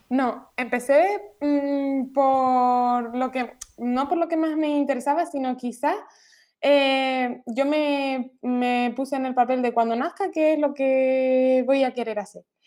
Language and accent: Spanish; Gran Canaria, Canary Islands, Spain; soy de Gran Canaria